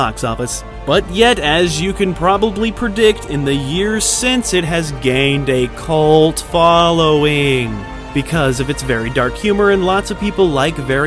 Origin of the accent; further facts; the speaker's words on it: United States; I'm an American